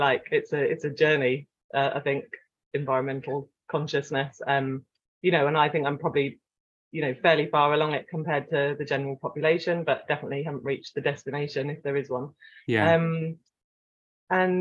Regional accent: Cornwall, South West England, United Kingdom; also born or lived in France; growing up in Cornwall, we spent a lot of time on the beach

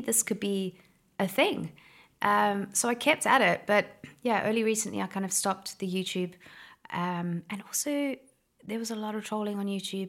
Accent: Somerset West, Western Cape, South Africa; I'm from Somerset West in Cape Town. It was a no man's land when I was a kid.

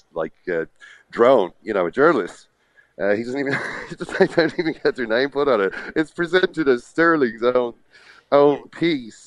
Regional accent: Ireland; I'm, you know, from Ireland.

